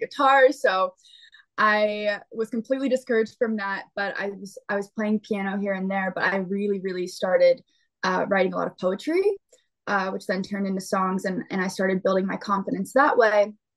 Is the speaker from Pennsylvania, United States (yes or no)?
yes; Pennsylvania, United States; I'm from Pennsylvania, so I and my family is from Ohio and North Carolina